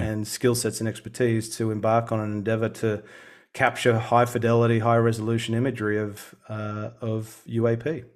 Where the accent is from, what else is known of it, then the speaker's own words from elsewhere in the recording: Sydney, New South Wales, Australia; moved away as an adult; now in Melbourne, Australia; I was born and raised in Sydney